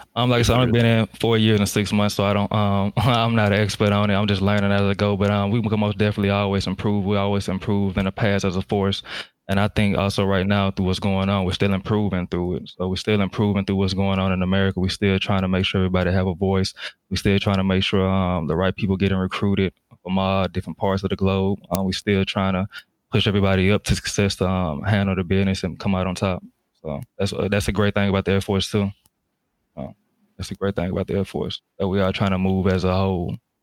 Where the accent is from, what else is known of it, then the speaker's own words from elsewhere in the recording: Jackson, Mississippi, United States; moved away as an adult; I'm from um, Jackson, Mississippi, down south. So I grew up in the south.